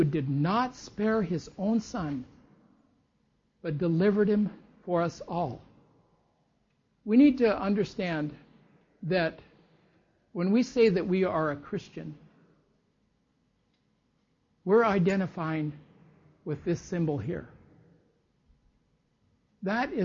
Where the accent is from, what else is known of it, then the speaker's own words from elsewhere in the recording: United States; I'm an American